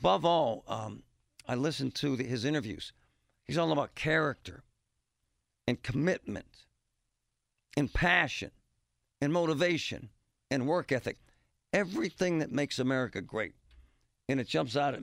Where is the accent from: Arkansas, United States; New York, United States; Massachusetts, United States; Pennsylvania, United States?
Pennsylvania, United States; Mt. Lebanon; I'm from Lebo